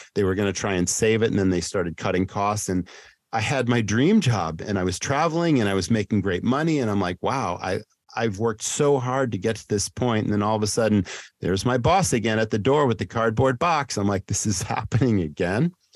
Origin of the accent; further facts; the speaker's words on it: Massachusetts, United States; my hometown in Massachusetts where I grew up